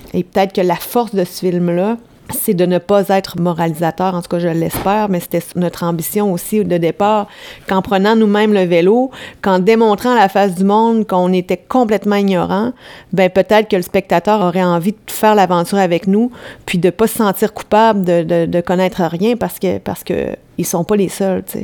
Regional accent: France; je suis française

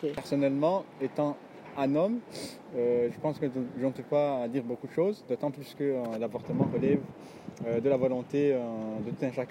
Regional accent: Burundi; now in France; en raison de mes origines, je viens de l'Afrique, du Burundi

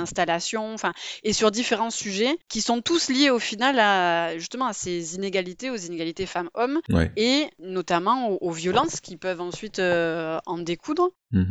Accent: Marseille, Provence-Alpes-Côte d'Azur, France; je suis de Marseille

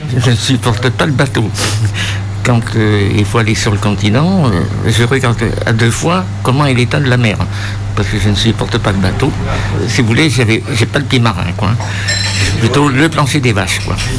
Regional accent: Limousin, France; also born or lived in Paris region; now in Ouessant, France; suis originaire du Limousin. J'ai atterri à Ouessant en retraite. Sinon, j'ai vécu dans la région parisienne pendant 37 ans

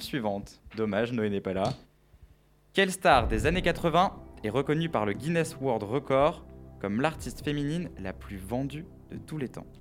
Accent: France; on est français

